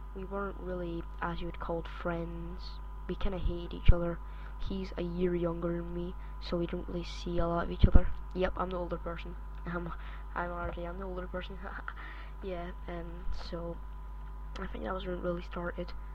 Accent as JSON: {"language": "English", "region": "Scotland", "country": "United Kingdom", "accent": "Scottish", "said": "I am actually from Scotland. I don't know if you can hear my Scottish accent"}